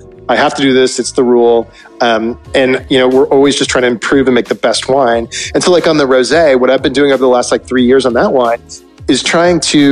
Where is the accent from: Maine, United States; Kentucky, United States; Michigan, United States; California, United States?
California, United States; Northern; I grew up in Northern California and kind of near the wine regions